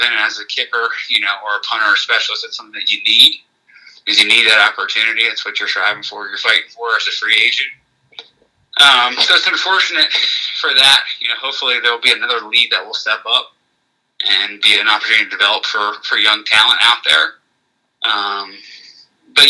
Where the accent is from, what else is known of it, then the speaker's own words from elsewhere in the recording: Reading, Pennsylvania, United States; I'm from Reading, Pennsylvania